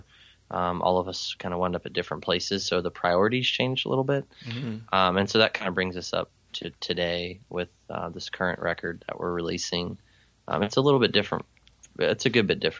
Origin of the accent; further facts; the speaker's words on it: Maryland, United States; moved away as an adult; also born or lived in Savannah, Georgia; I grew up in Maryland. After I graduated high school, I moved to Georgia